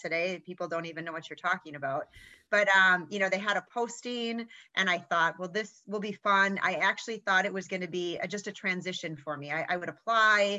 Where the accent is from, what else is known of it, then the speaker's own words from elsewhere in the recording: Fond du Lac, Wisconsin, United States; where I grew up in Fond du Lac, Wisconsin